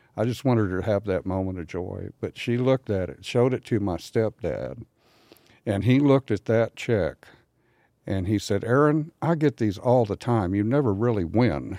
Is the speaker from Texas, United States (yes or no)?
yes; San Antonio, Texas, United States; moved away; also born or lived in Nashville; San Antonio, Texas, my hometown